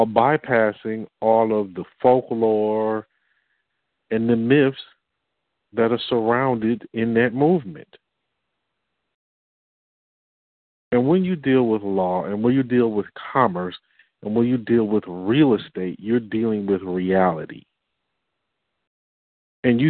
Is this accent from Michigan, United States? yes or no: yes; Detroit, Michigan, United States; I'm from Detroit